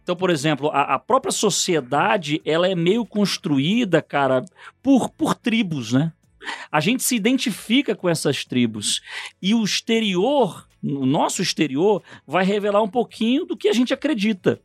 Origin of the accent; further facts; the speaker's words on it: Rio de Janeiro, Brazil; moved away; also born or lived in São Paulo; Eu, eu nasci no Rio de Janeiro, morei um tempo em São Paulo